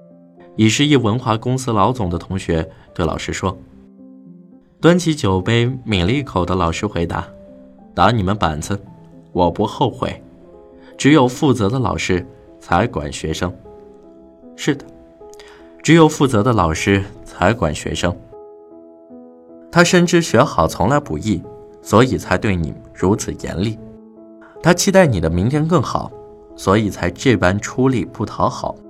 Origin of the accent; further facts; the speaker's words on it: Zhumadian, Henan, China; 这两天，网上有个吸人眼球的新闻，就发生在我的老家驻马店。